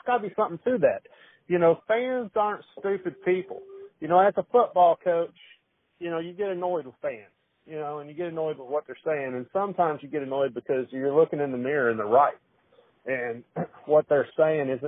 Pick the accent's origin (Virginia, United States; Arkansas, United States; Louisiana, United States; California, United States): Arkansas, United States; South; moved away as an adult; now in Florida, United States; I grew up in South Arkansas